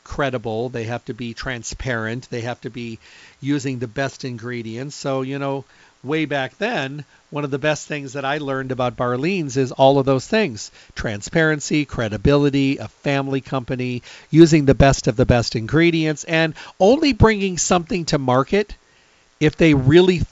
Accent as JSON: {"language": "English", "region": "Midwest", "country": "United States", "tie": "born or raised there", "said": "I'm from the Midwest, so when I was raised up, we had to mow grass"}